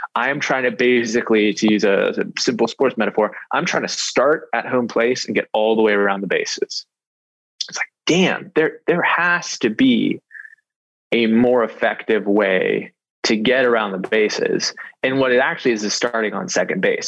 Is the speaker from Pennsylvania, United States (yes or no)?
yes; North Hills, Ross Township, Pennsylvania, United States; I grew up in the North Hills